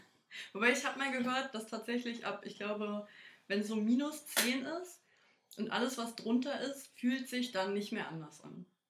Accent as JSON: {"language": "German", "region": "Berlin", "country": "Germany", "said": "Ja, aus Berlin."}